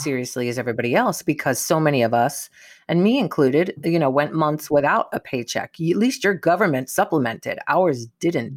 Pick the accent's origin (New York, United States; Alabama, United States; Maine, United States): New York, United States; moved away; growing up in New York